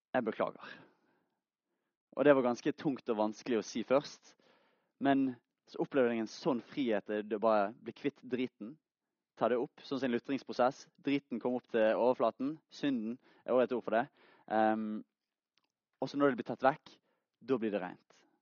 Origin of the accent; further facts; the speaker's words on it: Bergen, Vestland, Norway; Jeg er fra Bergen, 20 år gammel